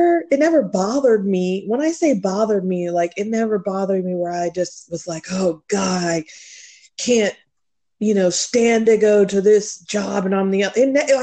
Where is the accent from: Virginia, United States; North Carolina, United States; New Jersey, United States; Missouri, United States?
Virginia, United States; Fredericksburg; also born or lived in Heidelberg, Germany; we moved from Heidelberg, Germany to here when I was in the second grade. And we landed in Fredericksburg, and I've lived there all of my life